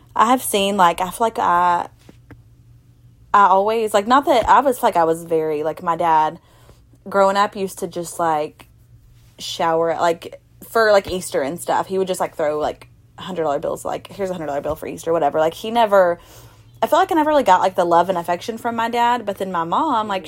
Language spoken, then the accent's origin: English; Ashland City, Tennessee, United States; also born or lived in Mount Juliet; I was from Ashland City